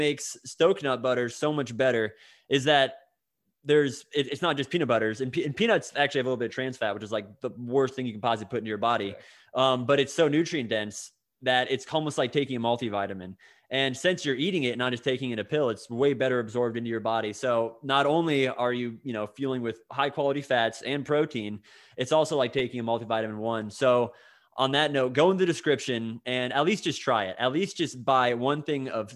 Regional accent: Florida, United States; I am from Hillbilly, Florida too.

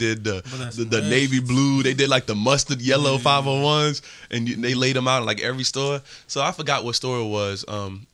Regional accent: New York City, New York, United States; I'm from Harlem

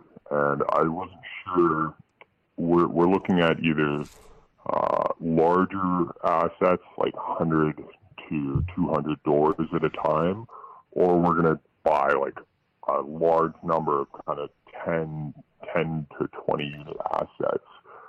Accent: Toronto, Ontario, Canada; So I'm actually from Toronto, and I worked in an investment shop in real estate here for the last 4 or 5 years.

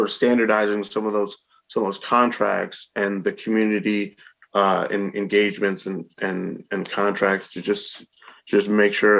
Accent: Albany, New York, United States; I've lived in Albany and was born and raised in Albany for my entire life.

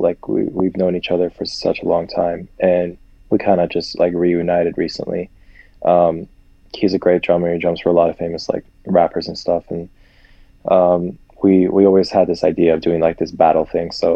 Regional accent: Columbus, Ohio, United States; also born or lived in Dallas, Texas; I was born in Dallas. I grew up in Columbus.

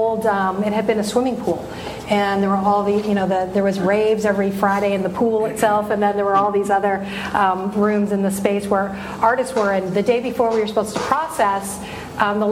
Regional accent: Vancouver, British Columbia, Canada; moved away as an adult; now in Los Angeles, United States; back to my hometown

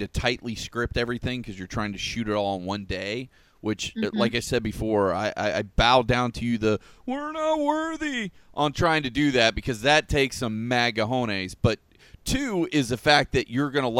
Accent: Polk County, Florida, United States; I was born and raised in Polk County

